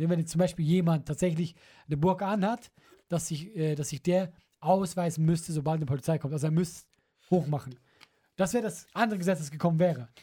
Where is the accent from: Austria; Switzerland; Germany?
Switzerland; moved away; dass ich Schweizer bin